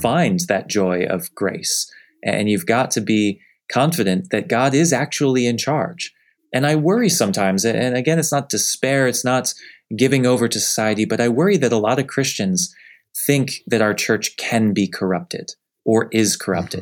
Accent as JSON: {"language": "English", "region": "Northeast", "country": "United States", "tie": "born or raised there", "moved": "yes", "lives_now": "Southeast, United States", "said": "I grew up in the Northeast, where we can all say that the church is sef-, definitely fading"}